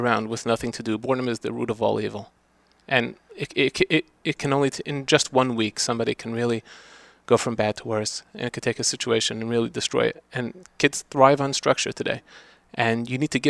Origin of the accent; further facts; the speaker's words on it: New York City, New York, United States; moved away as an adult; now in Five Towns, United States; Originally, I was from Brooklyn